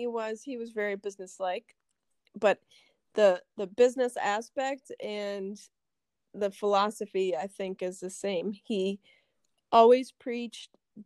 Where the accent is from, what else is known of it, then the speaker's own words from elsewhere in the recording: United States; born and raised in Hewelton, I have so much Purple Pride. I love Hewelton